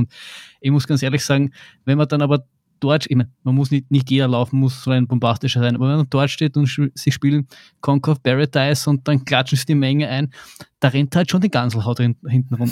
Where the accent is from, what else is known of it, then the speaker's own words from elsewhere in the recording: Vienna, Austria; ein Kind aus Wien Favoriten, was soll ich machen? Ich, ich bin nicht in die Berge aufgewachsen